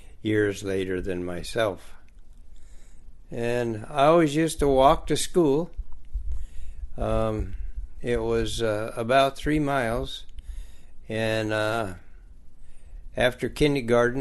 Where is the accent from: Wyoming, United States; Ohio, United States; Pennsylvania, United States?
Wyoming, United States; I grew up in Wyoming